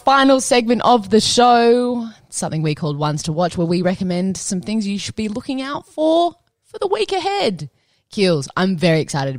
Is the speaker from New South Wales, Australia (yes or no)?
yes; Cronulla, New South Wales, Australia; now in Richmond, Australia; growing up in Cronulla, you go and you stand on Beer Hill, right?